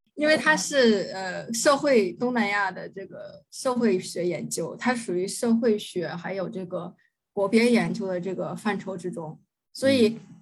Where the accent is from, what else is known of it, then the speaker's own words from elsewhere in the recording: Tianjin, China; moved away as an adult; also born or lived in Singapore; now in Thailand; 我来自， 呃，天津。然后，啊，我来泰国差不多有一年七个月了